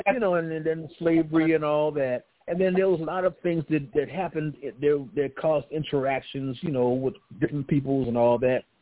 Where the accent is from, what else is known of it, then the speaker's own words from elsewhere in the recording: Los Angeles, California, United States; I grew up in South Central around that area